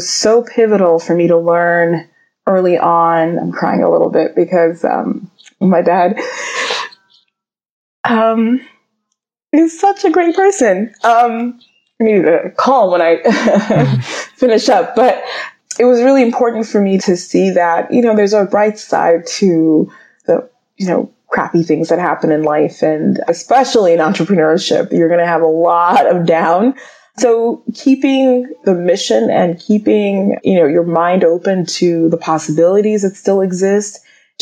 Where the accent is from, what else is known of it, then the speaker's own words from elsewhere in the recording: Atlanta, Georgia, United States; I grew up in Atlanta, Georgia. My family's from Nigeria